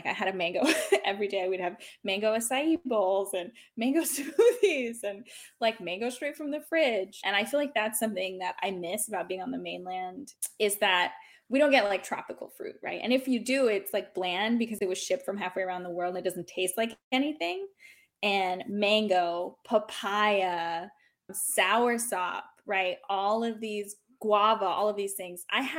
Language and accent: English; Hawaii, United States; born there; And I was born in Hawaii. I'm not ethnically Hawaiian, but it still feels like home to me, even though I've lived all over the world.